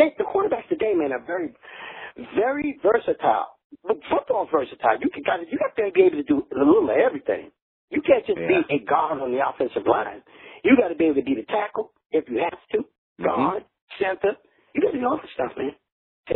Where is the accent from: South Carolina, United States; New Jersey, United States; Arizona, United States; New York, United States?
New York, United States; I'm a kid out of New York